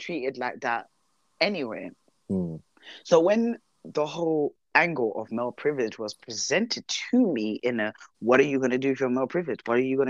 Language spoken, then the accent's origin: English; London, United Kingdom; I'm a Londoner